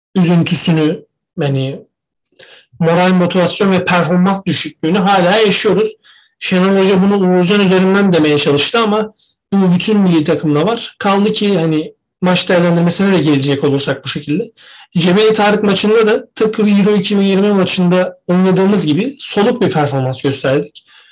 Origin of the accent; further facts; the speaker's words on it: Trabzon, Turkey; ben bile Trabzonsporlu olduğum için, Trabzonlu olduğum için küfür yiyorum